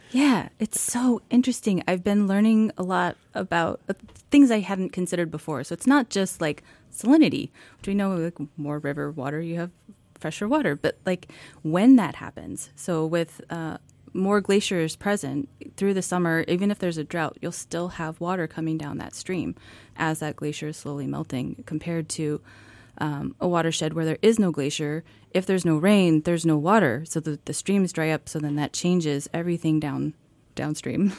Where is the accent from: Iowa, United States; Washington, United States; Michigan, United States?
Washington, United States; moved away as an adult; also born or lived in Alabama; now in Juneau, United States; I grew up in Washington State